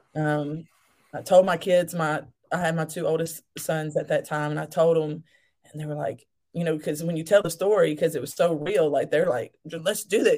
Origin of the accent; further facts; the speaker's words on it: Alabama, United States; I'm actually from Alabama. Um, that's where I'm still at.